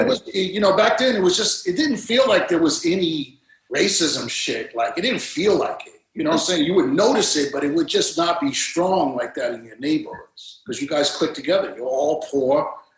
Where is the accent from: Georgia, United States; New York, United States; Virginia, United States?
New York, United States; Coney Island; also born or lived in Brighton Beach; Wayne Beach, Coney Island.